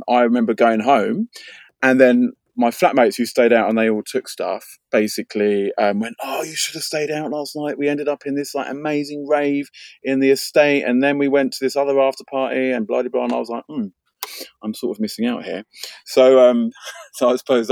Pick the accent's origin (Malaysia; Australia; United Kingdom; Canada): United Kingdom; London; I was brought up in North London